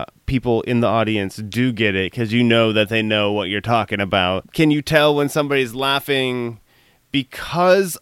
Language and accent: English; Iowa, United States; moved away; also born or lived in Cedar Rapids, Iowa / Berkeley, California; I'm originally from the Midwest. I'm originally from Iowa.